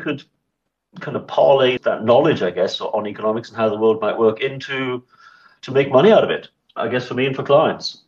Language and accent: English; Swansea, Wales, United Kingdom; moved away as an adult; also born or lived in Bristol; now in South Africa; I was born in 1967 in a place called Swansea in South Wales, very far away from any kind of stock exchange